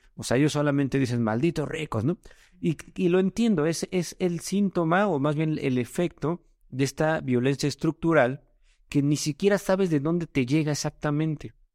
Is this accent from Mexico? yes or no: yes; Mexico; decimos en México, muy X